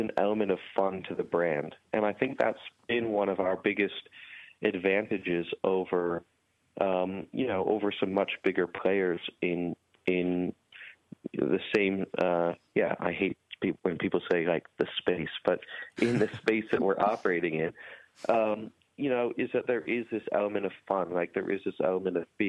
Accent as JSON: {"language": "English", "country": "United States", "also_born_or_lived": "Hampstead / Oxford", "said": "as an American"}